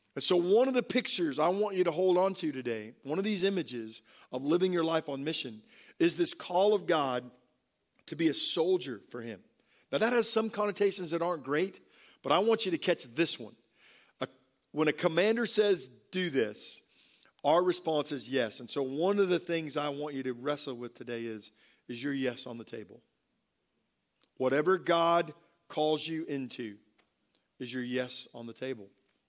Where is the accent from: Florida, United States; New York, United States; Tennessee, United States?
Florida, United States; Tampa; born there; I was born in Tampa at MacDill Air Force Base, and my father was a pilot, flew B-52s, and so I'm an Air Force brat.